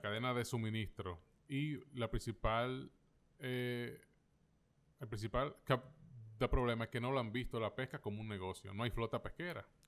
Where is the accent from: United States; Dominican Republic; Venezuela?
Dominican Republic; como los dominicanos